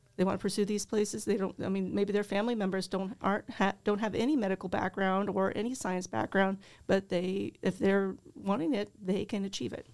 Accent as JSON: {"language": "English", "area": "Mercer County", "region": "Illinois", "country": "United States", "tie": "born or raised there", "said": "Um, I was over there by the, between the Viola and Alexis area. That's where my parents have a Centennial Farm, and that's where I grew up"}